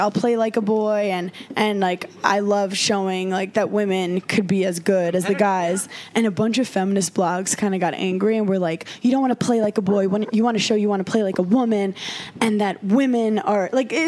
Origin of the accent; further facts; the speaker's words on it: New York City, New York, United States; I grew up in Brooklyn and would go to the Hamptons to play tennis and stuff